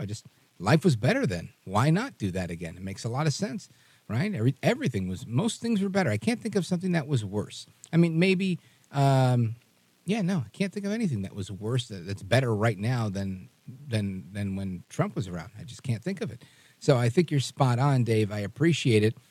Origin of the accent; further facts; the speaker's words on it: New York City, New York, United States; I grew up in Brooklyn